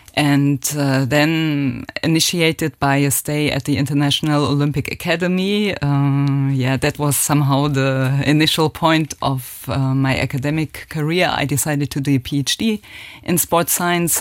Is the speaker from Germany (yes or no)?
yes; Germany; accent: German; English is a second language; moved away as an adult; also born or lived in France; now in Luxembourg; my accent is still very German.